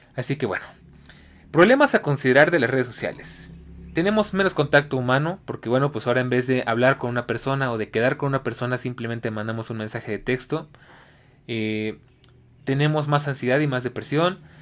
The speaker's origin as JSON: {"language": "Spanish", "country": "Mexico", "said": "en mi país, México"}